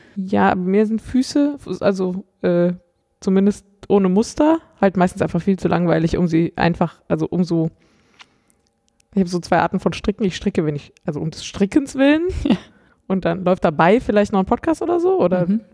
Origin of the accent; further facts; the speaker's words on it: Cologne area, North Rhine-Westphalia, Germany; ich komme nicht aus Köln, aber ich komme so aus dem Kölner Umland ähm, und bin durchaus mit dem Karneval groß geworden